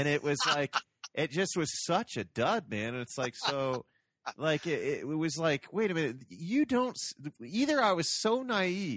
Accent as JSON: {"language": "English", "town": "Toledo", "region": "Ohio", "country": "United States", "tie": "born or raised there", "said": "I grew up in Toledo, Ohio."}